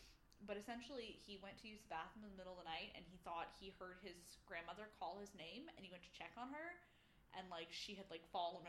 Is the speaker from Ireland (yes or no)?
no; Bermuda; So the home I grew up in Bermuda, we were in a neighborhood